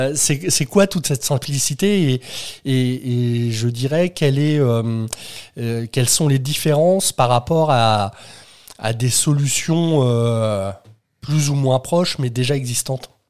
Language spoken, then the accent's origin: French; Normandy, France; moi, je viens de Normandie